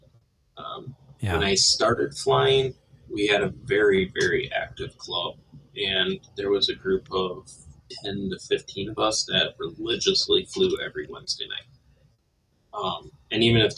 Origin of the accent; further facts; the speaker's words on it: Fond du Lac, Wisconsin, United States; my hometown and my one of my former clubs. The Fond du Lac Club